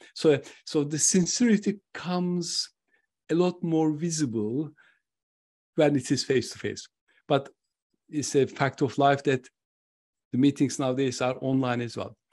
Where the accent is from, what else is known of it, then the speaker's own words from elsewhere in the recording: Turkey; moved away; I'm originally from Turkey.